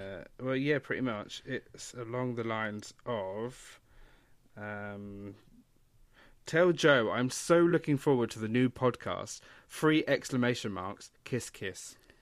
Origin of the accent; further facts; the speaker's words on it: United Kingdom; we, as in British people